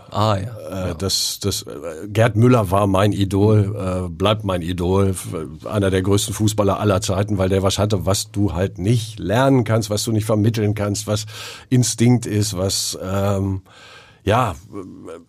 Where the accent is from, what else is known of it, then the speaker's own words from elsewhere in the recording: Thuringia, Germany; Eichsfeld bleibt Eichsfeld. Mhm. Und das Schöne ist, dass das Eichsfeld hat ja auch so einen schönen Dialekt, ne? Den man mir aber nicht anhört, oder?